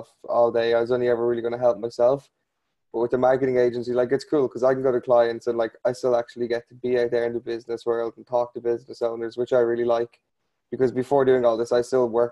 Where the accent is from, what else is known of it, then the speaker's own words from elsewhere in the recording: Ireland; I'm from a place called Ireland.